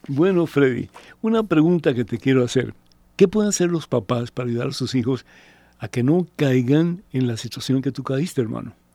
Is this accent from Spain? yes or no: no; Cuba; moved away; yo soy de Cuba, ¿sí? Y yo recuerdo cuando mis padres vinieron de Cuba, eh, éramos siete de familia